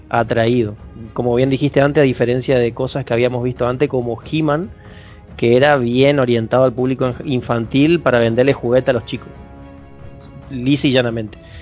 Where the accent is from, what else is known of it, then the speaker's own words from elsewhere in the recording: interior of Chaco, Argentina; yo soy del interior del Chaco